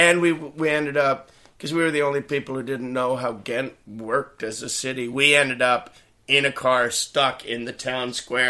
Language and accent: English; Canada; I'm from Canada.